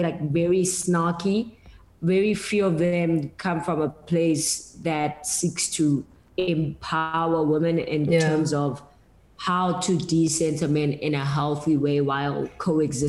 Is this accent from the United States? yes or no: no; South Africa; as a South African